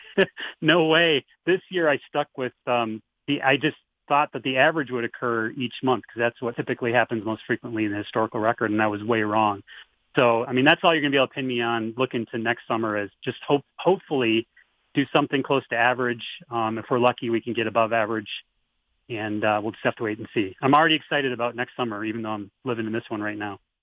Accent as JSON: {"language": "English", "region": "Midwest", "country": "United States", "tie": "born or raised there", "moved": "as an adult", "lives_now": "Tucson, United States", "said": "I grew up in the Midwest"}